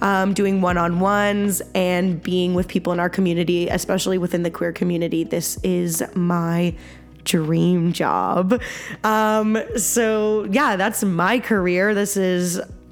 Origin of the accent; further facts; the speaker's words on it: Halifax, Nova Scotia, Canada; moved away as an adult; now in West Coast, Canada; I am from the East Coast, the best coast, as we say. I don't think anyone says that, but I say that. From Nova Scotia, Halifax, Nova Scotia.